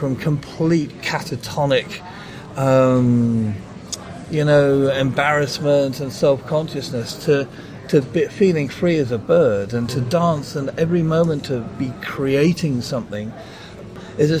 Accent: United Kingdom; moved away; I love my home country

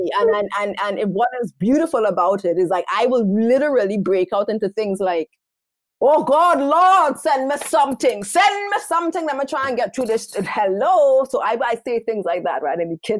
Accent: Trinidad & Tobago; accent: Caribbean; moved away as an adult; also born or lived in Qatar; I am from Trinidad and Tobago. I speak English. When I get passionate, you will hear the sound of the Caribbean coming.

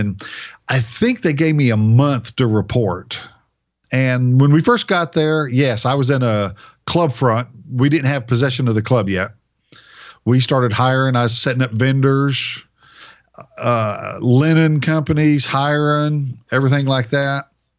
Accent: Oklahoma, United States; moved away as an adult; also born or lived in New Hampshire; I'm coming from Oklahoma

